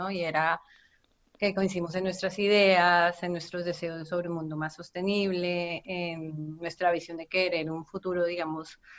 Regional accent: Colombia; moved away as an adult; now in Barcelona, Spain; soy colombiana

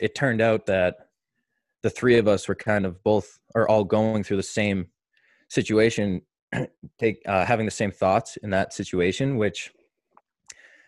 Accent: Marshfield, Massachusetts, United States; also born or lived in Maine; I grew up here in Marshfield, Mass, where I still spend my summers.

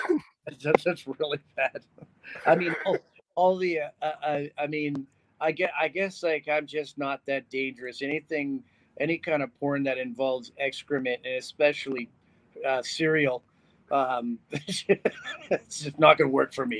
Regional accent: North Bay, Ontario, Canada; moved away as an adult; now in Las Vegas, United States; I, am from a little small town called North Bay, Ontario

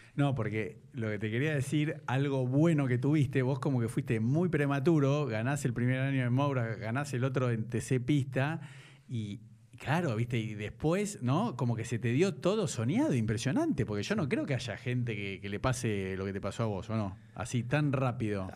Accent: Buenos Aires, Argentina; moved away as an adult; now in Nordelta, Argentina; yo me mudé a Norelta hace seis años porque soy un porteño careta

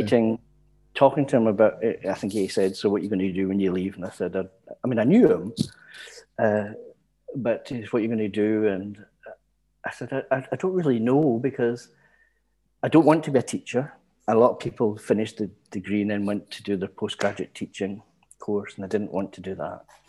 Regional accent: Glasgow, Scotland, United Kingdom; I was born in the East End of Glasgow and raised there.

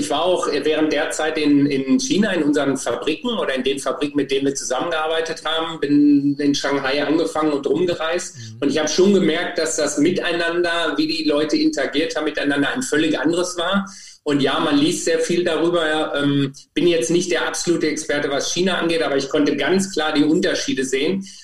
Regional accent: Germany; Insofern hatte ich es relativ einfach, fand ich für mich als Deutscher, auch wenn ich eigentlich für mich Europäer bin

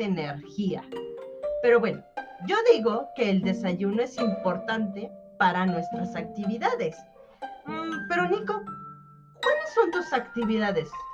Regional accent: Mexico City, Mexico; now in San Cristóbal de las Casas, Mexico; soy de México, de la Ciudad de México y vivo en San Cristóbal de las Casas, Chiapas

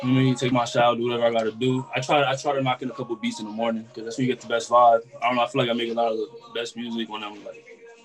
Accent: Clifton, New Jersey, United States; I'm from Clifton, New Jersey.

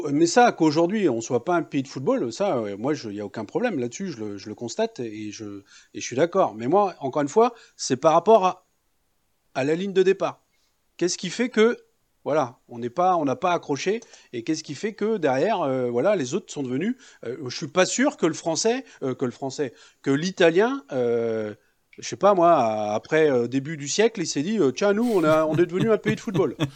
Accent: France; j'ai deux cultures. Euh, voilà, je suis né en France

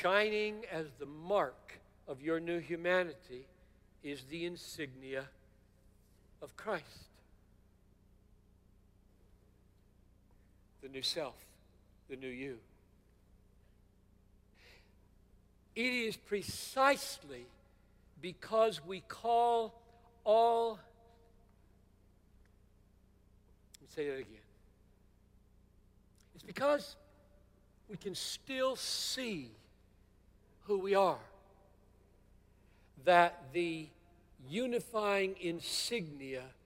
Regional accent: Greenville, South Carolina, United States; As a very young Southerner growing up in Greenville, South Carolina, 1950s and 60s

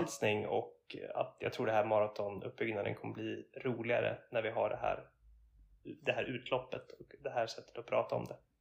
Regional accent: Linköping, Östergötland, Sweden; moved away as an adult; also born or lived in Varberg / Uppsala; now in Gothenburg, Sweden; när jag var ganska ung så flyttade min familj till Linköping och där växte jag upp och gick i skolan

